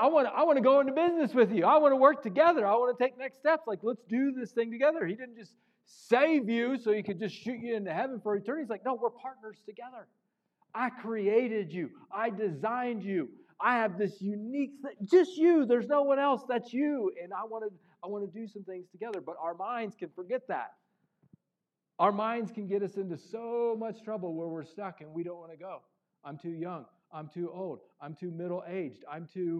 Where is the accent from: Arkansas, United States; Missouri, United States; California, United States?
Missouri, United States; I grew up in Missouri